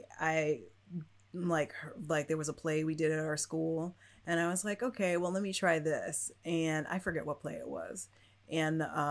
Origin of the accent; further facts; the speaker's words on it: Chicago, Illinois, United States; moved away; I grew up I grew up partly into the city, but mostly out of the city